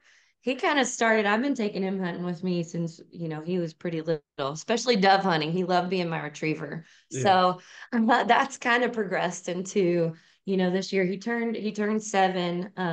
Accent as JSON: {"language": "English", "town": "Santa Claus", "region": "Indiana", "country": "United States", "tie": "born or raised there", "said": "Like Cody said, I grew up here in Southern Indiana. We're talking about Christmas. I'm actually right in Santa Claus, Indiana. So, born and raised in this area."}